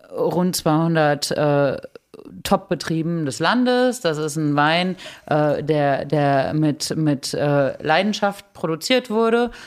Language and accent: German; Germany